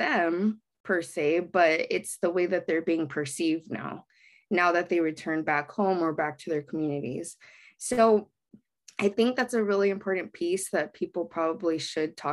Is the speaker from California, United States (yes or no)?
yes; Baldwin Park, California, United States; I grew up in Baldwin Park, which is a very heavily Latinx demographic area